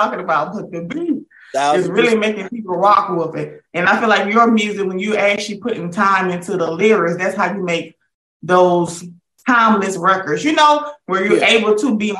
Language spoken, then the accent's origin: English; the South, United States; I'm from the South.